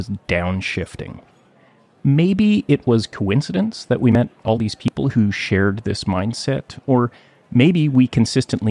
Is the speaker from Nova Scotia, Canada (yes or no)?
no; Gibsons, British Columbia, Canada; my hometown of Gibson's, British Columbia